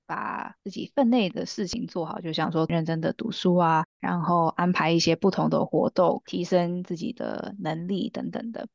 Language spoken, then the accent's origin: Chinese; Canada; also born or lived in Taiwan; 我们都是在台湾出生的，然后小时候跟着家人一起移民到加拿大